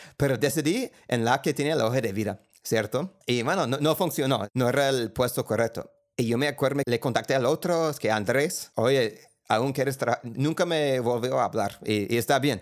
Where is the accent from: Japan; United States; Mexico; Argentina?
United States; accent: gringo; Spanish is a second language; moved away as an adult; now in Colombia; Yo vengo de la clase media de los Estados Unidos